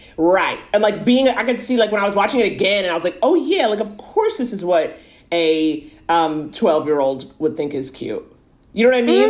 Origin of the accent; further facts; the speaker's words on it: New York, United States; I grew up in New York, dating in New York